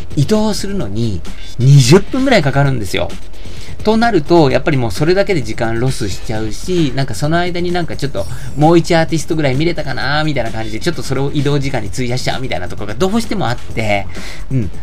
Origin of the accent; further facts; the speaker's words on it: Tokyo, Japan; 僕はあのー、一応東京都出身なんですけど、めっちゃ郊外、ローカルなところなんですね。あの、とても東京都とは言えないようなところで、青春時代を過ごしてきた